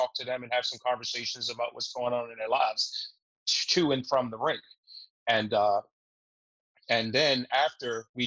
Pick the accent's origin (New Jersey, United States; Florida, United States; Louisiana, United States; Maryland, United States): Maryland, United States; Baltimore; I grew up in East Baltimore myself.